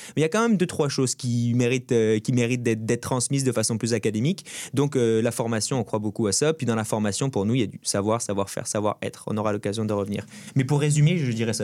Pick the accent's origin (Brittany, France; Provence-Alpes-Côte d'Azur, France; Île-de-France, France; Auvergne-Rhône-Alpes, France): Brittany, France; moved away as an adult; now in Montreal, Canada; Je suis breton, un petit pays à l'ouest de la France. je suis fièrement breton. Je passais les 20 premières années de ma vie au bord de la mer